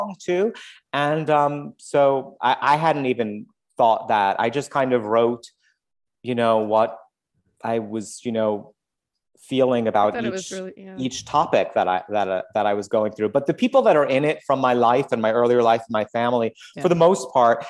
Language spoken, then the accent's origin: English; New York City, New York, United States; moved away as an adult; now in Los Angeles, United States; being a New Yorker